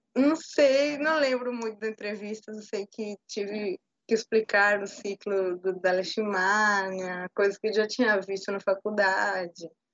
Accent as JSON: {"language": "Portuguese", "country": "Peru", "second_language": "Portuguese", "moved": "yes", "lives_now": "Bahia, Brazil", "said": "sou peruana, morada no Brasil já há um tempo"}